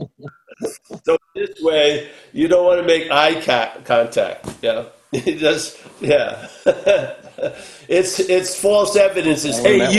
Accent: New York, United States; When I was growing up in New York

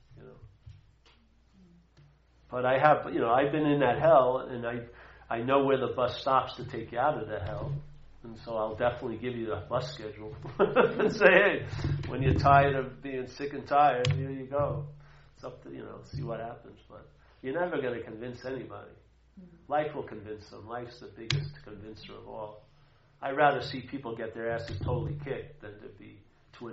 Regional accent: Long Island, New York, United States; moved away; also born or lived in New Hampshire; I grew up in Long Island

